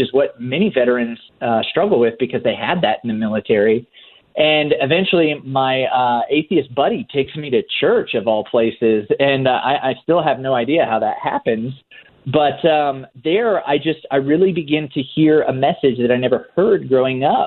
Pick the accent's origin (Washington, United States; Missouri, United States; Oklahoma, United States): Oklahoma, United States; born or raised there